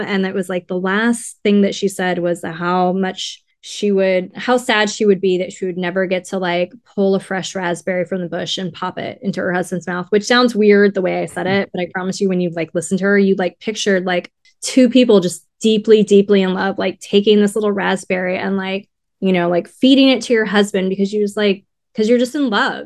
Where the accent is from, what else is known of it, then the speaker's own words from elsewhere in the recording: Riverside, California, United States; now in Los Angeles, United States; I'm from, I'm from Riverside, um, and my mom was born in Los Angeles